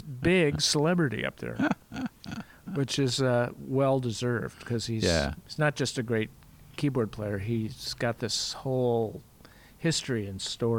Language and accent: English; Chicago, Illinois, United States; moved away as an adult; now in Portland, United States; Turns out he was in the grade class ahead of me in preschool. In the suburbs of Chicago.